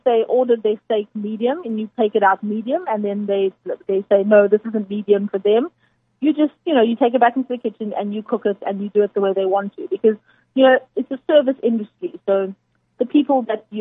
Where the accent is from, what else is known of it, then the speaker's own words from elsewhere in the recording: George, Western Cape, South Africa; also born or lived in Amanzimtoti, Durban / Johannesburg; now in Cape Town, South Africa; I was born in Durban, in Amanzimtoti, but then I moved with my family to George when I was about 6 years old. So I grew up in George